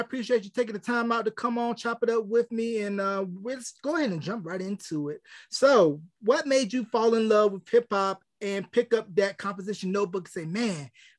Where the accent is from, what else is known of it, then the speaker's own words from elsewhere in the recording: Gaston, North Carolina, United States; also born or lived in Richmond, Virginia; And where I grew up in North Carolina, we're about maybe 20-30 minutes from the Virginia line.